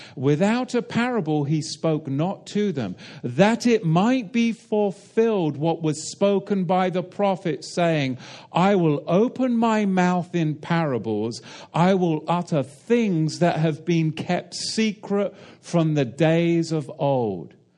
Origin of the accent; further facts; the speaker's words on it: England, United Kingdom; as an Englishman